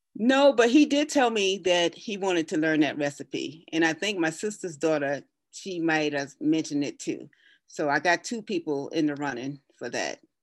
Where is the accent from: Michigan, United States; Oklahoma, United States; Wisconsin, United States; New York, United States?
New York, United States; Brooklyn; moved away as an adult; now in Colorado, United States; I was born and raised in Brooklyn, New York